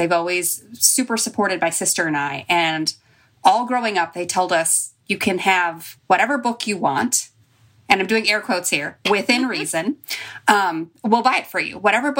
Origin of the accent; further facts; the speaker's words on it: Chicago, Illinois, United States; Well, and I get it because I'm from Chicago.